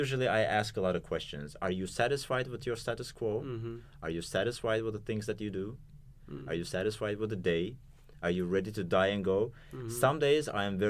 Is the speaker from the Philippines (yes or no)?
no; Azerbaijan